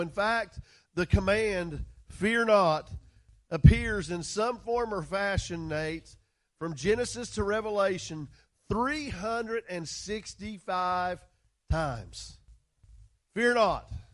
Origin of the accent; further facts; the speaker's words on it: West Virginia, United States; West Virginia